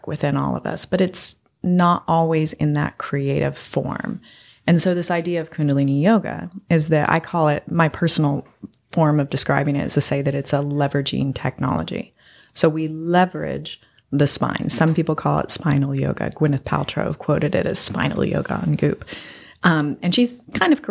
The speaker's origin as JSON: {"language": "English", "region": "Colorado", "country": "United States", "moved": "yes", "lives_now": "Memphis, United States", "said": "I'm from Colorado, so I'm used to rocks and the mountains."}